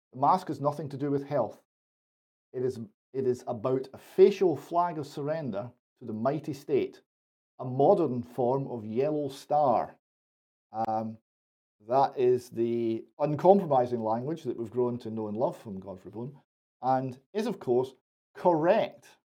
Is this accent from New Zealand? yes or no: no; United Kingdom; this is Britain. We're British.